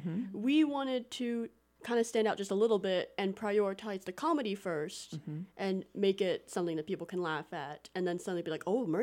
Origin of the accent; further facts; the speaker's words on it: Dallas, Texas, United States; now in Arkansas, United States; I'm a sophomore and from Dallas, Texas